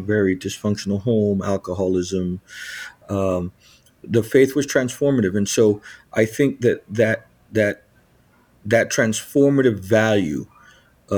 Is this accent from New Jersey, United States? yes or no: yes; Lakewood, New Jersey, United States; also born or lived in Long Branch, New Jersey; now in Orlando, United States; I was born in Long Branch, New Jersey. It's the central Jersey shore of New Jersey and raised in a town called Lakewood, New Jersey